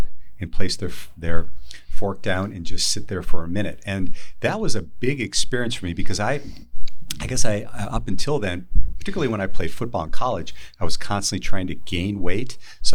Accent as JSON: {"language": "English", "region": "Wisconsin", "country": "United States", "tie": "born or raised there", "said": "I grew up in Wisconsin"}